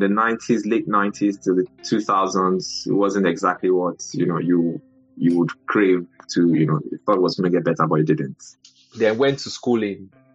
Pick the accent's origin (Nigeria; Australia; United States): Nigeria; Lagos; moved away as an adult; also born or lived in Kaduna; now in United Kingdom; I grew up in Lagos, um, in the 80s